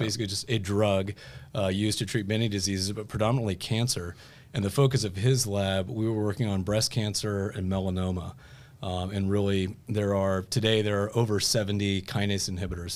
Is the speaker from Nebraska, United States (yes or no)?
no; Fairfield, Ohio, United States; now in Indianapolis, United States; I grew up in Fairfield, Ohio